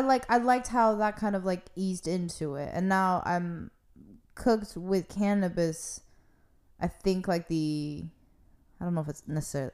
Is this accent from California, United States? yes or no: yes; California, United States; I'm from California